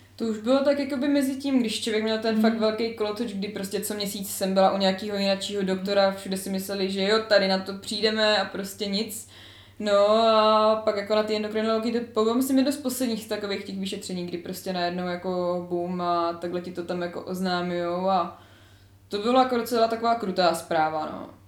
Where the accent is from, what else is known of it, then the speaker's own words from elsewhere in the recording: Znojmo, South Moravian Region, Czechia; jsem ze Znojma